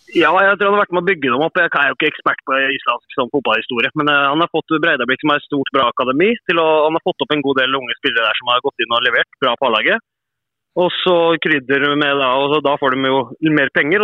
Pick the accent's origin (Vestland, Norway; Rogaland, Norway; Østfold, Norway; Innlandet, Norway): Østfold, Norway; Sarpsborg; moved away as an adult; also born or lived in Iceland / Kristiansund / Fredrikstad; Jeg er fotballspiller opprinnelig fra Sarpsborg.